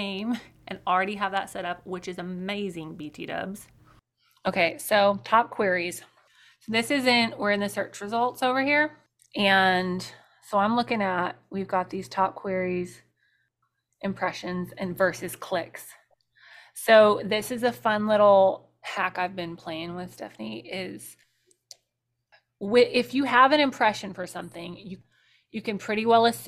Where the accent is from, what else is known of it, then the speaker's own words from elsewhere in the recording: Colorado, United States; I grew up in Colorado